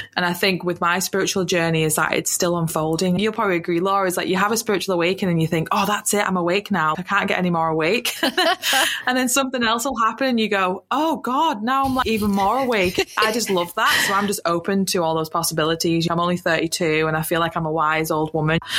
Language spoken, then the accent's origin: English; United Kingdom; moved away as an adult; now in New Zealand; I'm from the UK. You can tell from my accent